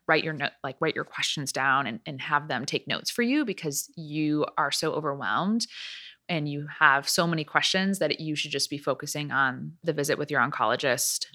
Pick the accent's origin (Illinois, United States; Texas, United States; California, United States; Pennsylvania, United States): Illinois, United States; Chicago; moved away as an adult; also born or lived in Atlanta, Georgia; now in Nashville, United States; I am from the Chicago area